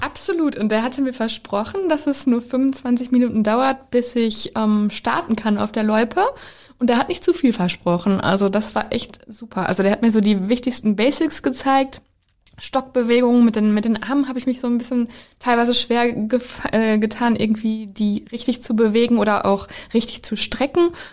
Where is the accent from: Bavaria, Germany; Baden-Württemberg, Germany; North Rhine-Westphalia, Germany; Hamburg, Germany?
North Rhine-Westphalia, Germany; Ostwestfalen-Lippe; ich komme ja aus Ostwestfalen-Lippe